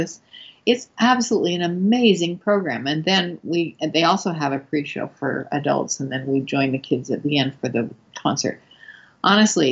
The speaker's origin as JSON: {"language": "English", "town": "Montpelier", "region": "Idaho", "country": "United States", "tie": "born or raised there", "moved": "yes", "said": "I was born in Montpelier, Idaho."}